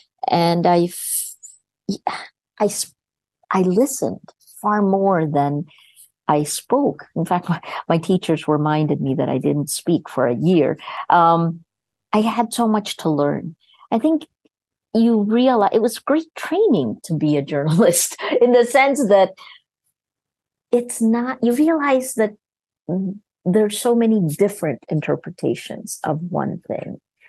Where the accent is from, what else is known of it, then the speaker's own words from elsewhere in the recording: United States; I think it was more that I, despite the fact that I grew up in America, I went to public school and then went on to Princeton, I never felt completely American.